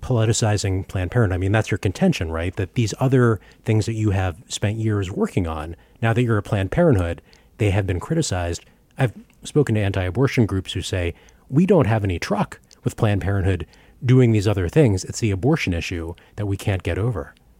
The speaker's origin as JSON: {"language": "English", "town": "Baltimore", "region": "Maryland", "country": "United States", "tie": "born or raised there", "said": "I grew up in Baltimore, Maryland"}